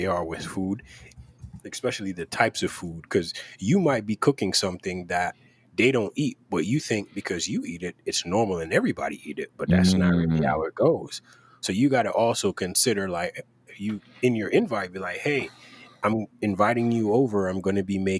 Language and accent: English; Jamaica; moved away; I grew up in Jamaica